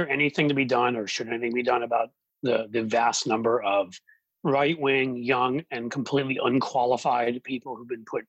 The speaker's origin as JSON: {"language": "English", "town": "New York City", "region": "New York", "country": "United States", "tie": "born or raised there", "moved": "yes", "lives_now": "Ohio, United States", "said": "growing up in New York City, we elected a number of judges there. And now I live in Ohio"}